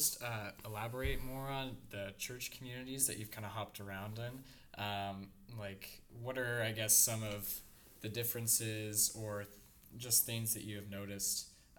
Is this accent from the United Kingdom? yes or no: no; Seattle, Washington, United States; now in Detroit, United States; I come from Seattle